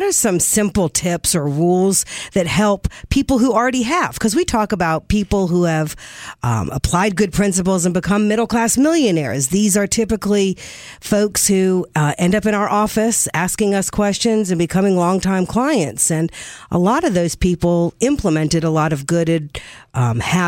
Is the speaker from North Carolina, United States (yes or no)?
yes; North Carolina, United States; I grew up in North Carolina.